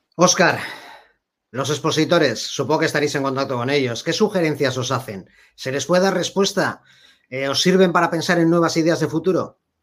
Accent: Bilbao, Basque Country, Spain; yo soy de Bilbao

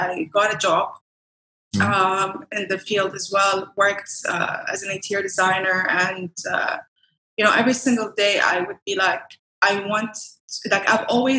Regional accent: Dubai, United Arab Emirates; also born or lived in Iraq / Lisbon; So I was born and raised in Iraq and then I moved to Dubai when I was 9 years old, I think. Yeah, nine. Technically I'd say I'm Iraqi, but at the same time more like from Dubai, So I went to school here, I went to university here

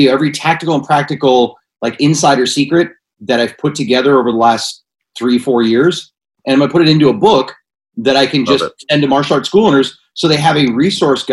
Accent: Pennsylvania, United States; now in California, United States; I'm originally from Pennsylvania

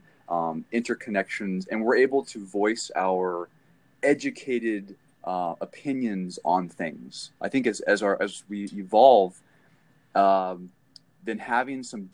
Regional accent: California, United States; now in Detroit, United States; I'm from California

